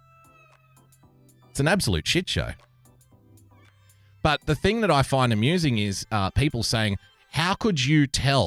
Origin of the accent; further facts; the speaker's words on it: Australia; here in Australia